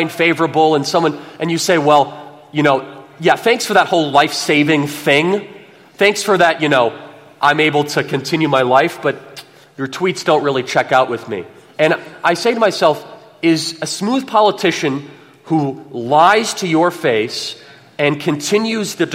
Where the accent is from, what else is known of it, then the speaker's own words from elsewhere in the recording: California, United States; We're all from California.